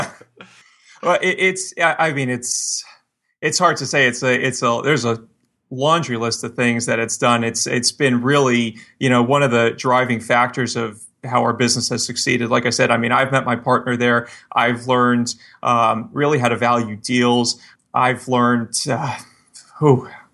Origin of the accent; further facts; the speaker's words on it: Miami, Florida, United States; moved away; I grew up, I grew up in Miami